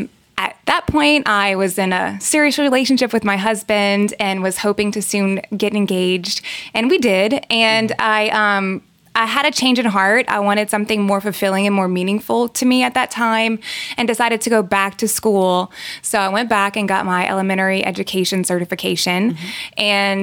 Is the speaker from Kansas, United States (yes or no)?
no; Luling, Louisiana, United States; also born or lived in Lafayette, Louisiana; I grew up in Luling, Louisiana. I went to Hahnville High School, graduated there, moved straight to Lafayette to come to UL.